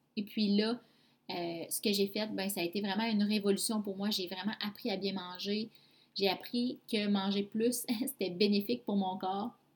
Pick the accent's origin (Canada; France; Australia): Canada; Abitibi-Témiscamingue, Quebec; also born or lived in Mont-Tremblant; Je suis revenue dans ma région natale, en fait, parce que à ce moment-là, j'habitais à Mont-Tremblant. Et je suis revenue en Abitibi-Témiscamingue